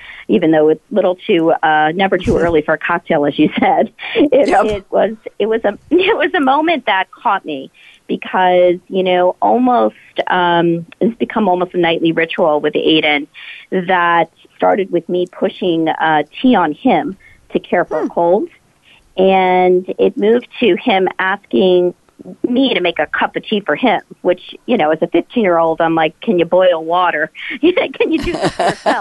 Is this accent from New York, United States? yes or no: yes; New York, United States; I'm here in New York, my hometown